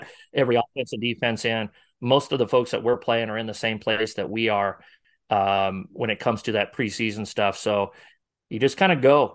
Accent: Northwest Iowa, United States; now in Omaha area, United States; I'm from Northwest Iowa originally.

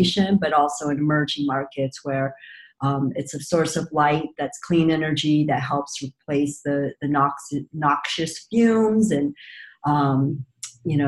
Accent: South Korea; moved away; I was born in South Korea before it had really developed as an economy

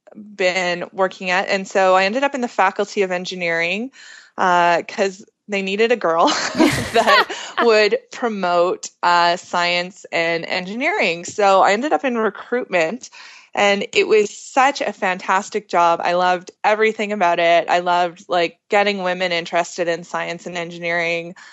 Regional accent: Alberta, Canada; I'm from Alberta

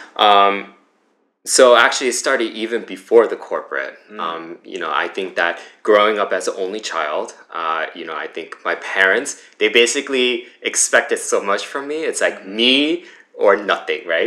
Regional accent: United States; also born or lived in Flushing, New York; I grew up in the New Jersey, New York area, uh, born in Flushing

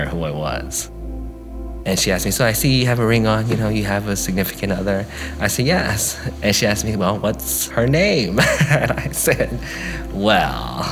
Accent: Guam; moved away as an adult; I'm from Guam

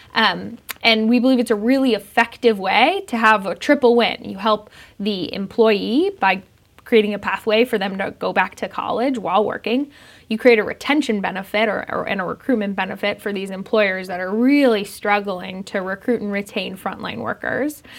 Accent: Denver, Colorado, United States; I grew up in Denver.

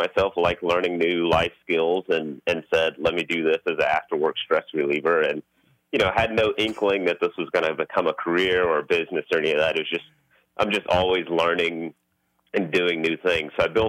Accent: Houston, Texas, United States; Growing up in Houston, my dad had a construction company, and so we grew up in the family business

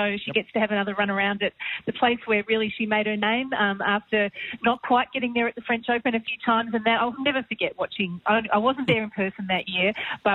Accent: Australia; being Australian

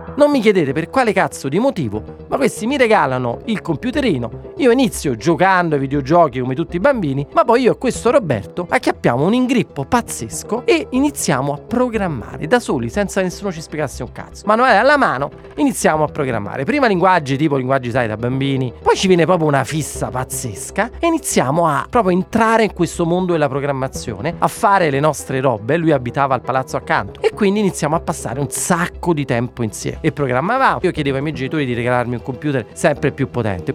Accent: Naples, Campania, Italy; Io da napoletano

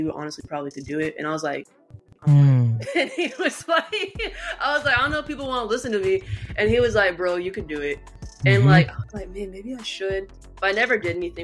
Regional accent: Sanford, Florida, United States; I'm from Central Florida

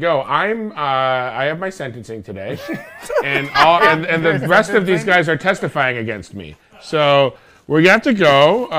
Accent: New Jersey, United States; I'm from New Jersey.

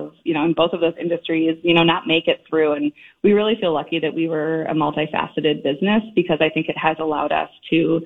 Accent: Twin Cities area, Minnesota, United States; I grew up in the Twin Cities area

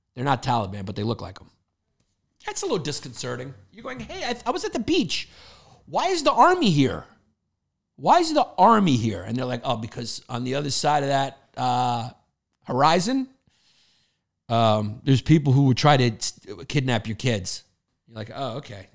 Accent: New York, United States; we're from New York

